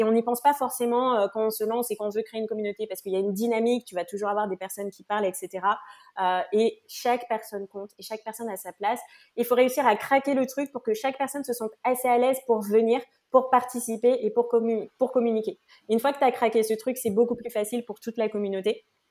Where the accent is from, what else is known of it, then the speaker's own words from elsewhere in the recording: French Guiana; je viens de Guyane